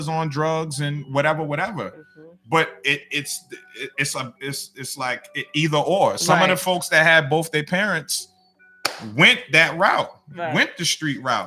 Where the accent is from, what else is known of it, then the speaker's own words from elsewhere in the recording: Boston, Massachusetts, United States; I grew up in I call it the triangle, because I grew up right in the middle of Four Corners